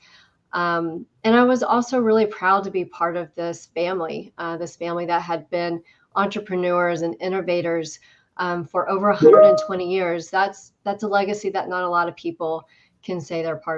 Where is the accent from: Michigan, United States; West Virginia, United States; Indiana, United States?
Indiana, United States; moved away as an adult; also born or lived in Washington, D.C.; I was born and raised in Indiana